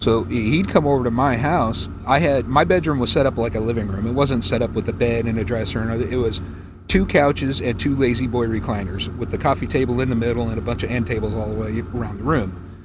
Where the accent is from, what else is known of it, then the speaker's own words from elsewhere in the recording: Manteca, California, United States; moved away; also born or lived in Beckley, West Virginia / San Diego, California / Colorado; I spent pretty much most of my life growing up in the San Joaquin Valley in Manteca, California